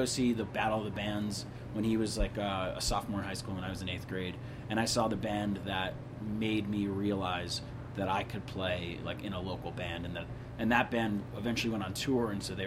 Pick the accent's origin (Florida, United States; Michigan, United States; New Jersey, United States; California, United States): New Jersey, United States; northeastern; I grew up in northeastern New Jersey